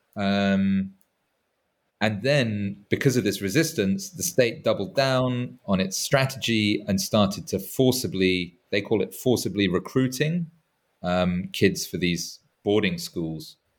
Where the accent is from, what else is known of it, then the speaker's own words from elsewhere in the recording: England, United Kingdom; as an Englishman